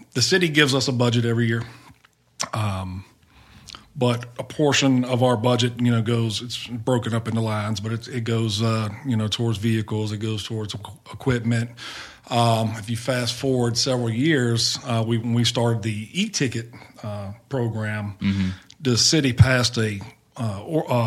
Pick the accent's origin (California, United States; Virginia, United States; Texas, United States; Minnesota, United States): Virginia, United States; Hopewell; come home and work for a department inside my hometown